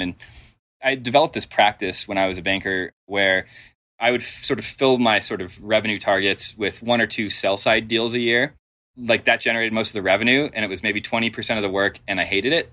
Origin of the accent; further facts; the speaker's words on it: Denver, Colorado, United States; I grew up in Denver